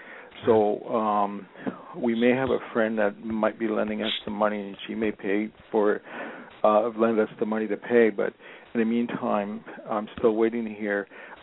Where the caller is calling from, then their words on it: Los Angeles, California, United States; I'm calling from Los Angeles.